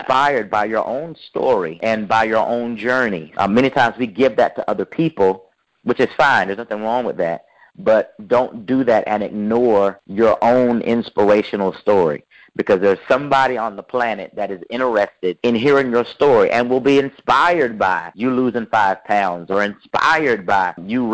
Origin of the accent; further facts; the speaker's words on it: Raleigh, North Carolina, United States; I'm from Raleigh, North Carolina.